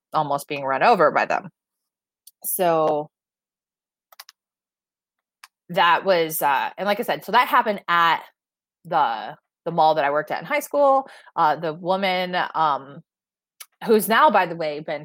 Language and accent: English; Michigan, United States; moved away; it's in my hometown